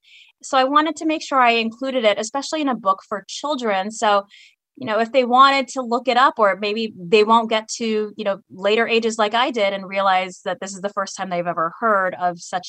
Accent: San Diego, California, United States; being Filipino American means that the Filipino cuisine is definitely just part of what you do.

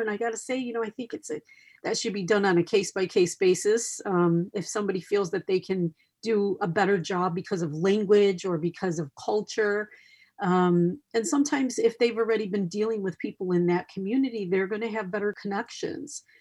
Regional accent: Chicago, Illinois, United States; now in San Diego, United States; I started in Chicago, which is my hometown

